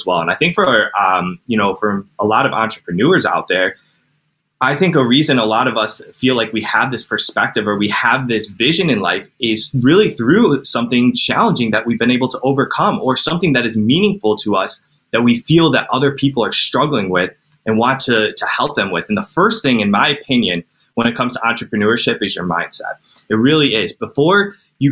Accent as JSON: {"language": "English", "town": "Cleveland", "region": "Ohio", "country": "United States", "said": "I'm from Cleveland, Ohio"}